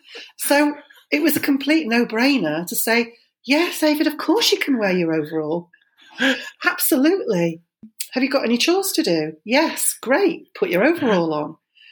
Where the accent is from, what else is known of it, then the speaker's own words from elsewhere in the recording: Germany; because I was born in Germany, I grew up in Germany, so where we lived in the married quarters, it was right next door to Germans.